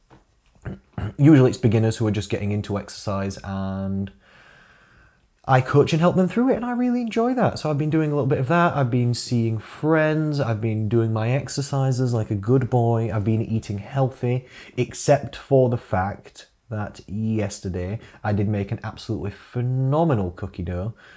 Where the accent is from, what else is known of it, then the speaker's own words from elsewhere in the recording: Rotherham, Yorkshire and the Humber, United Kingdom; now in Sheffield, United Kingdom; I was born in Rotherham, meaning I am a Rother dog.